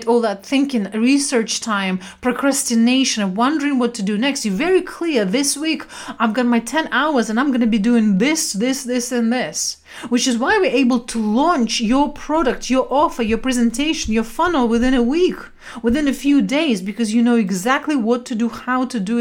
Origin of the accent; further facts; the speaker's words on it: Siberia, Russia; moved away; also born or lived in London; I was brought up in Siberia during communism time